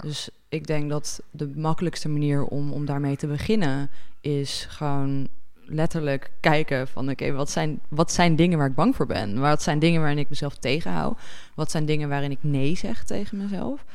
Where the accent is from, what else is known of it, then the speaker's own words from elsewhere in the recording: Netherlands; als Nederlanders